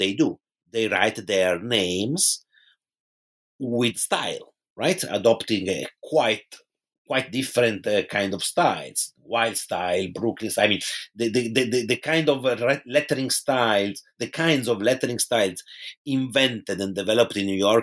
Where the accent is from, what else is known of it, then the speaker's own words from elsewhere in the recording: Pisa, Tuscany, Italy; moved away; in my hometown in Tuscany, which is Pisa in Italy